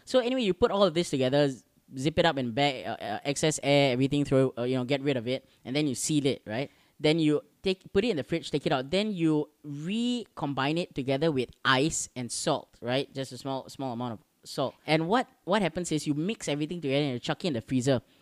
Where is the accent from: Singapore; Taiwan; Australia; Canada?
Singapore; our little island